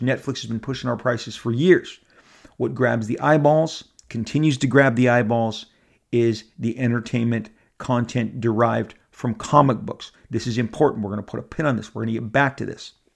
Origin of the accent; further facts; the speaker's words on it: Orange County, California, United States; I've lived here my entire life. I was born here. I was born in Orange County.